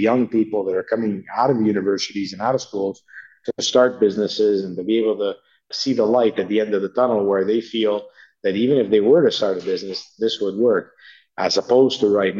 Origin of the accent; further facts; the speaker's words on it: Canada; as a Canadian and a taxpayer